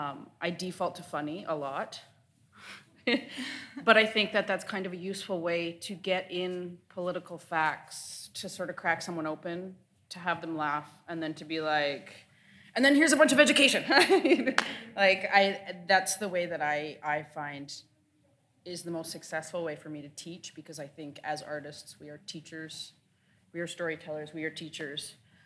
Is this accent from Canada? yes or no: yes; Six Nations, Ontario, Canada; also born or lived in Caledonia, Ontario; I'm from Six Nations, and I went to high school in Caledonia, where the standoff was, next door.